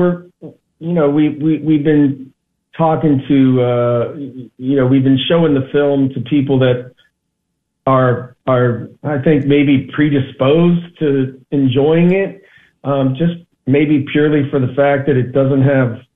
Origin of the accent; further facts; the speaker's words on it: northeast Ohio, United States; now in Los Angeles, United States; I grew up in Ohio, the northeast part of Ohio